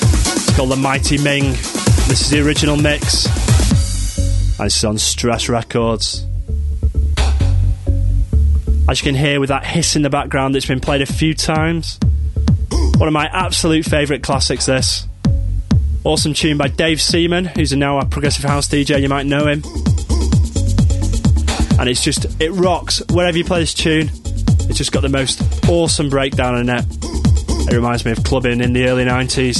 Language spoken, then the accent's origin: English; Frodsham, North West England, United Kingdom; My hometown of Frodsham